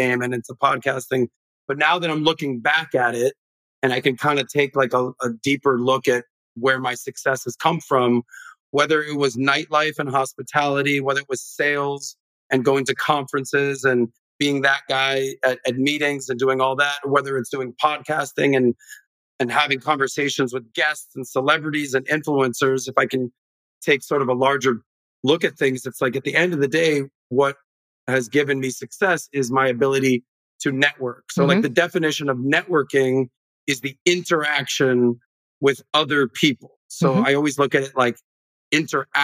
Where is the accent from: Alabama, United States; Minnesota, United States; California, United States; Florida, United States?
Florida, United States; Miami Beach; I grew up in Miami, Miami Beach